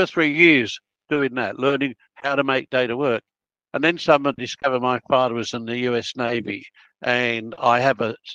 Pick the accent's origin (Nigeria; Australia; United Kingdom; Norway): Australia; Melbourne, Victoria; I can't say I'm Italian because I was born in Melbourne